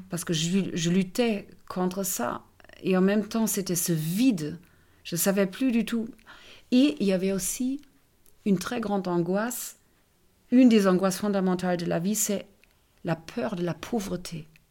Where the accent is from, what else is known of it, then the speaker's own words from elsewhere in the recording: Germany; first language German; French is a second language; moved away as an adult; now in France; je suis allemande